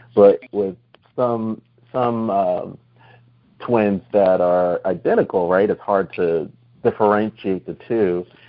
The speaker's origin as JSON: {"language": "English", "region": "New Jersey", "country": "United States", "also_born_or_lived": "Central Florida", "moved": "yes", "said": "I'm originally from New Jersey"}